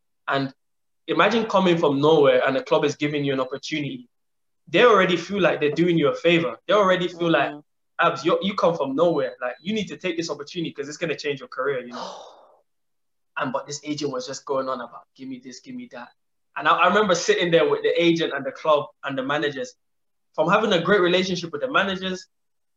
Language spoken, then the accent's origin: English; Ireland; moved away as an adult; also born or lived in London; growing up in Ireland, going to London